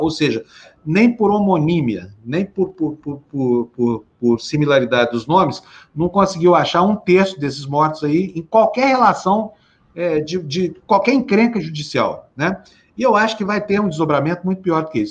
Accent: Brazil

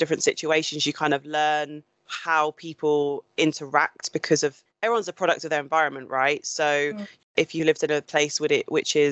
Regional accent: Suffolk, East of England, United Kingdom; when I grew up, I grew up predominantly in Suffolk.

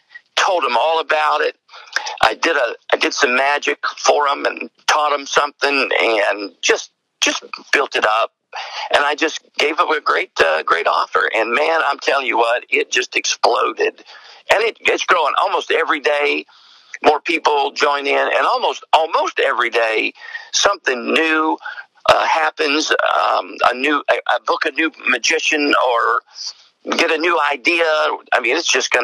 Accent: East Tennessee, United States; accent: East Tennessee; now in Johnson City, United States; I'm in Johnson City, Tennessee. And so you can probably tell, I mean, the accent, a lot of people think I'm from Australia. I get that a lot. Where are you really from? Is that Australia or English? And I always have to tell them, no, it's East Tennessee

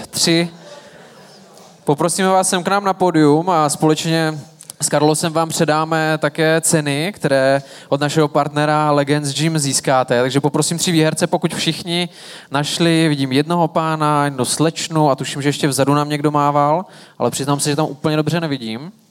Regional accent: Uherské Hradiště, Zlín Region, Czechia; Ne, já jsem z Uherského hradiště, od Zlína.

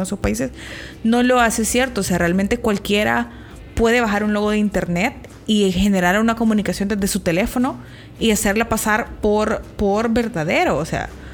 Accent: El Salvador; nosotras que somos salvadoreñas

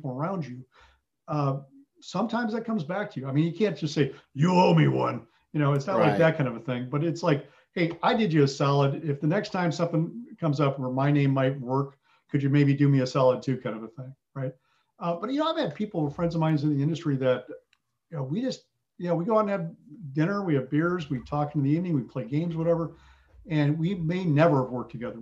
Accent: Southern Wisconsin, United States; also born or lived in England; I had the fortune of growing up in Southern Wisconsin

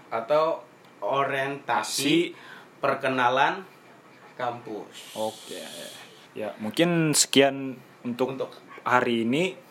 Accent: Kalimantan, Indonesia; jadi karena aku dari Kalimantan nih.

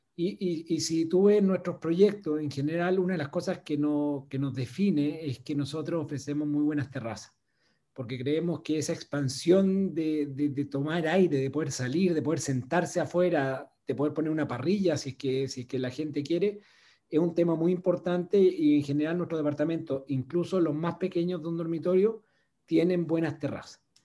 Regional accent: Chile; moved away as an adult; also born or lived in Venezuela / Brazil; viví en Venezuela trabajando por la empresa y en Brasil. Y cuando llegó el momento de volver a Chile

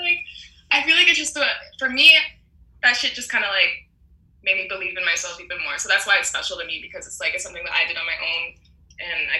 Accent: Toronto, Ontario, Canada; growing up in Toronto

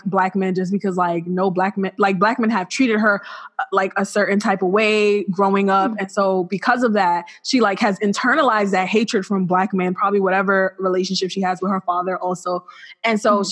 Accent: New York City, New York, United States; I'm from Flatbush.

